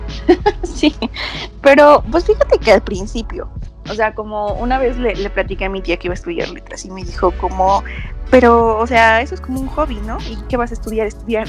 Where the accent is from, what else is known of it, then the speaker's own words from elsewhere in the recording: Tlaxcala, Mexico; yo soy una mujercita tlaxcalteca. Me siento muy orgullosa, por eso siempre digo que soy de Tlaxcala